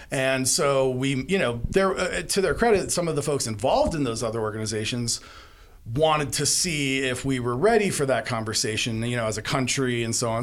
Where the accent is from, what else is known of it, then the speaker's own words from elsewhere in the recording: Arizona, United States; my home state of Arizona